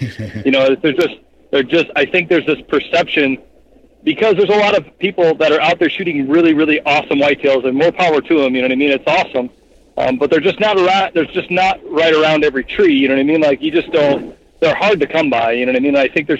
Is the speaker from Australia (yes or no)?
no; Belmond, Iowa, United States; also born or lived in Clear Lake, Iowa; I'm originally, born and raised in Iowa. I grew up in Belmont, Iowa, which is north central Iowa. Like I said, I live in Clear Lake, Iowa now, which is just about a half hour north of there, right along I-35 in north central Iowa.